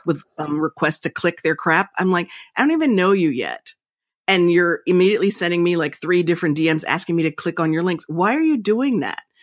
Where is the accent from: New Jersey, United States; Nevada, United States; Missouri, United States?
New Jersey, United States; Princeton; I was raised in Princeton.